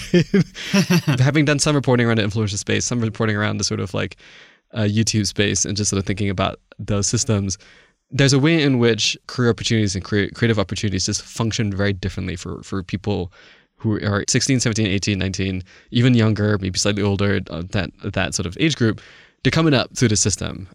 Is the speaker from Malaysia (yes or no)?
yes; Malaysia; moved away; I didn't grow up in the States. I, I grew up in Malaysia.